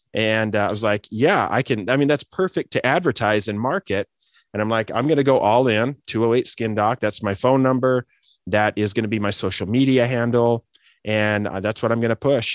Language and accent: English; Idaho, United States; moved away as an adult; also born or lived in Des Moines, Iowa / Detroit, Michigan / Boise, Idaho; I grew up in Idaho, you know, the Great Potato State in the Pacific Northwest